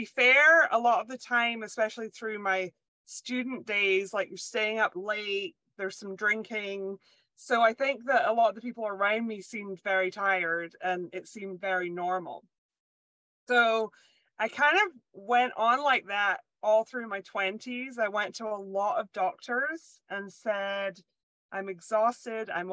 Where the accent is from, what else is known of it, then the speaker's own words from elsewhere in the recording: Scotland, United Kingdom; moved away; I was born and raised in Scotland